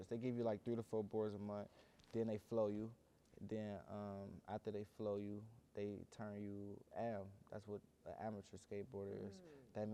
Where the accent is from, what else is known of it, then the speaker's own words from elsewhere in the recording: Cleveland, Ohio, United States; I'm from Cleveland too.